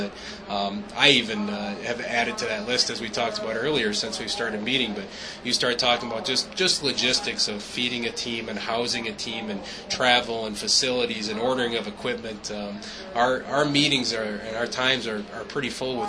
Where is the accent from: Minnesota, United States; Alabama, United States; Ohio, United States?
Minnesota, United States; I grew up in Minnesota.